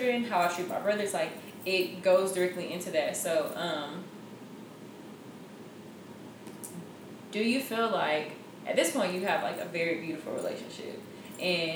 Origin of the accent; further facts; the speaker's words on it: Houston, Texas, United States; moved away; I'm from Houston